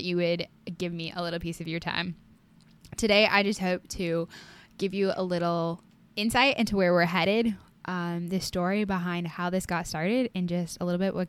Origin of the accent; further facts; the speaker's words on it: Iowa, United States; I am from Iowa